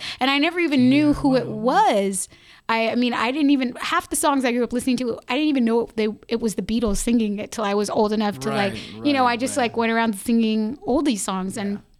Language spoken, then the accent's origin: English; Los Angeles, California, United States; I grew up in the Valley, 818, like you.